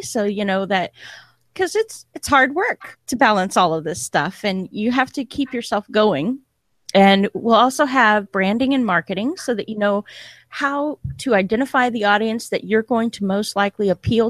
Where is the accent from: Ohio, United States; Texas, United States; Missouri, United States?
Texas, United States; Hey, I'm a Texan American, so hey.